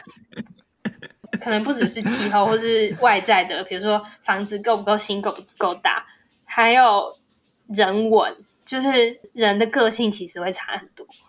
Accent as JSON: {"language": "Chinese", "region": "Taipei", "country": "Taiwan", "tie": "born or raised there", "moved": "as an adult", "lives_now": "Taichung, Taiwan", "said": "从我有记忆以来到，就是大学毕业以前，我几乎，就是我就是没有离开过台北市"}